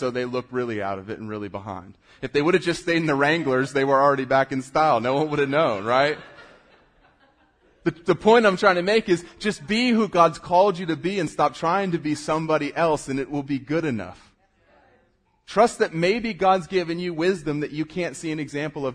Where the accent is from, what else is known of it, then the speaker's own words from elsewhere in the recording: South Florida, United States; moved away; I grew up surfing in South Florida. I moved here.